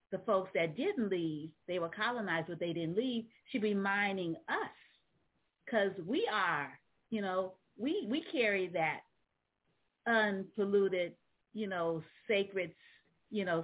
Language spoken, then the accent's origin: English; San Francisco, California, United States; also born or lived in New Orleans; I'm also a Southerner. I was uh, I was born in New Orleans. Ah. Uh, so um, even though I was raised in San Francisco, I still claim uh, New Orleans as my birthplace.